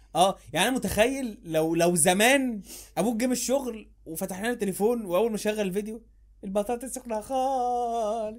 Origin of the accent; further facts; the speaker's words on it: Egypt; احنا انا وانت، كبشر، كمصريين